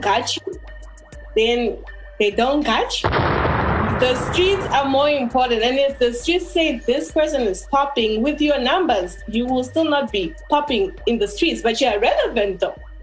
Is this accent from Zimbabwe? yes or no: yes; Zimbabwe; our Zimbabwean society